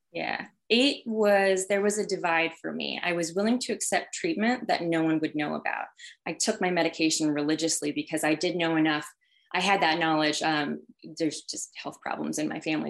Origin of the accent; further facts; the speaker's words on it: Healdsburg, California, United States; I am um, originally from Sonoma County in Northern California. So I grew up in wine country. Um, and it was uh, a really small town. I'm from Healdsburg specifically.